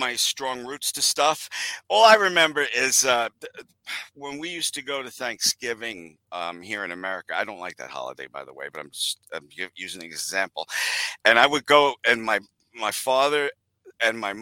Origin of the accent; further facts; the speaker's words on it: United States; I was born in the United States from a South American dad and a German mom